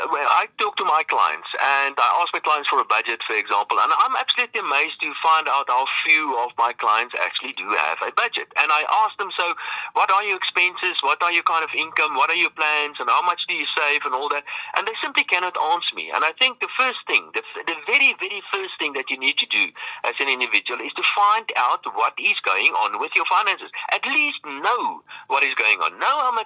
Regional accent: South Africa; That, I think, is a real great opportunity for being a South African.

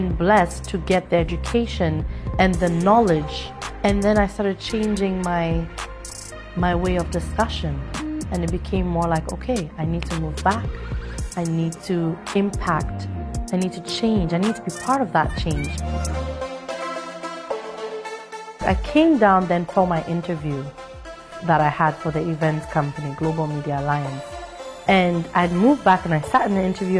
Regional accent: Ghana; moved away as an adult; also born or lived in Canada; I was born in Ghana. After I finished high school, I wanted to be away from the parents.

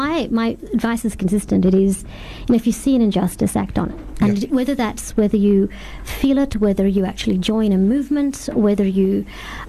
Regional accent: Australia; my experience as an Australian Muslim woman

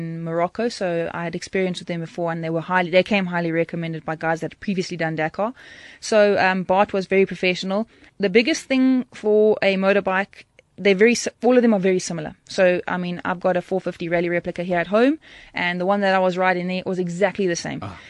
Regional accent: Durban, KwaZulu-Natal, South Africa; I'm from Durban

